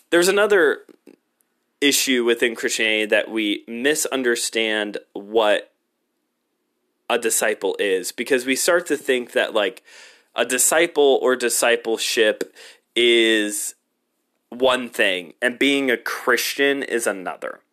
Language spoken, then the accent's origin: English; United States; I'm an American.